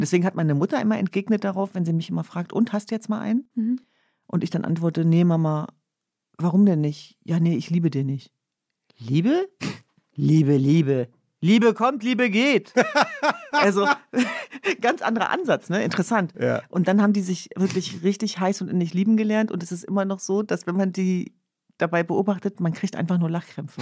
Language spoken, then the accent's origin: German; Hanover, Lower Saxony, Germany; now in Berlin, Germany; bei uns in Hannover gab es ja das Schützenfest